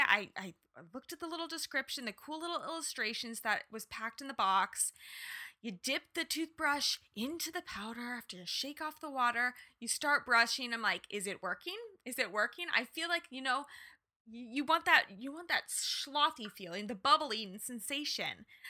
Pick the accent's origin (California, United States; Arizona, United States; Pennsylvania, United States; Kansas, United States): Kansas, United States; moved away; also born or lived in Los Angeles; I was born and raised in Kansas